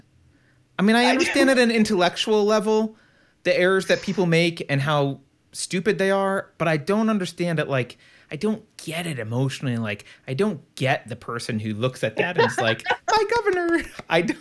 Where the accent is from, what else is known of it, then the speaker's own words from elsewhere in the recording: California, United States; I'm a Californian